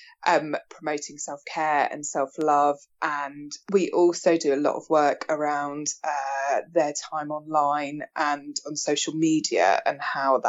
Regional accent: Bournemouth, South West England, United Kingdom; also born or lived in York; I'm from Bournemouth.

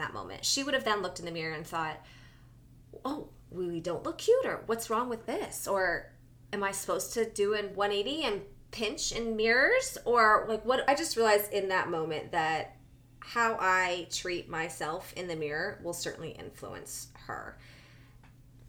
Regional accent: New Jersey, United States; I'm from Jersey

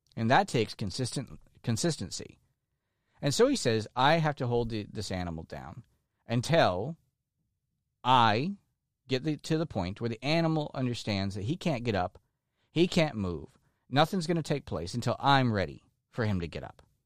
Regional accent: Florida, United States; like myself. who are lifelong Floridians, people who have been born and raised in Florida

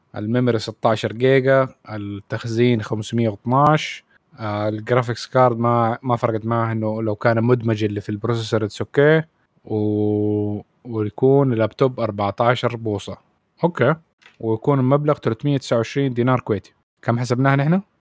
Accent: Saudi Arabia; عندنا في السعوديه

